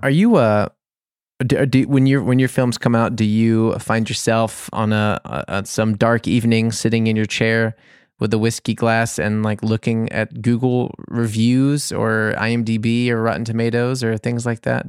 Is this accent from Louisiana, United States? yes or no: yes; New Orleans, Louisiana, United States; now in Bavaria, Germany; I'm from New Orleans